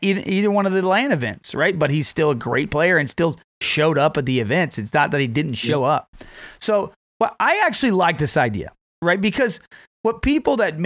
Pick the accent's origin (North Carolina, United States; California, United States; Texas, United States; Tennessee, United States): Texas, United States; my hometown